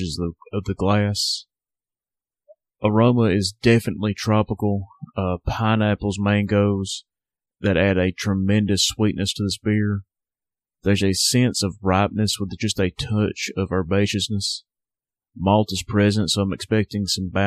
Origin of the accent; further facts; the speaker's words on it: Northwest Alabama, United States; Southern Package, my hometown craft beer shop.